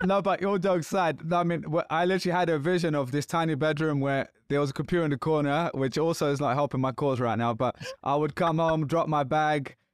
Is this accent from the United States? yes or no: no; London, United Kingdom; I'm from London.